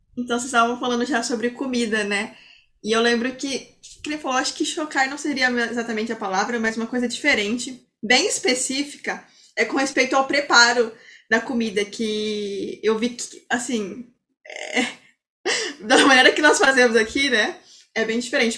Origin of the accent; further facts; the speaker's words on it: Brazil; nós que somos brasileiros